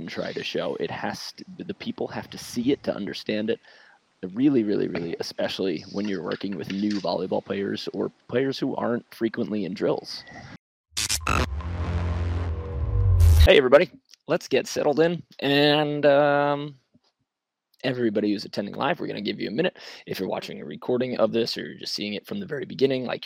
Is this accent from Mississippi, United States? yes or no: no; New York City, New York, United States; moved away; also born or lived in Hermosa Beach, California; my hometown, which is something I think like Long Beach, Queens, Brooklyn, New York City